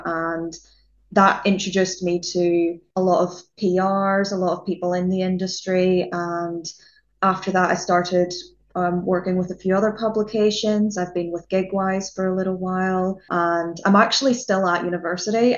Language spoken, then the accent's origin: English; Northern Ireland, United Kingdom; moved away as an adult; now in Southampton, United Kingdom; I'm from Northern Ireland